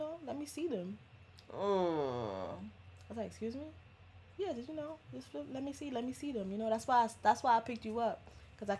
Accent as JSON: {"language": "English", "town": "New York City", "region": "New York", "country": "United States", "said": "I'm from the Bronx"}